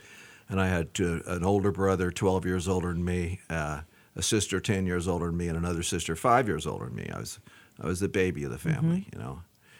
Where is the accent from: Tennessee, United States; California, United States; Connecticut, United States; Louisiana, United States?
California, United States; El Centro; also born or lived in Porterville, California / El Cajon, California; I was born in El Centro, California.